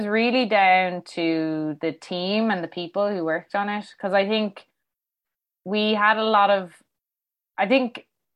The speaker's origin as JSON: {"language": "English", "town": "Dublin", "region": "Leinster", "country": "Ireland", "said": "I'm from Fairview."}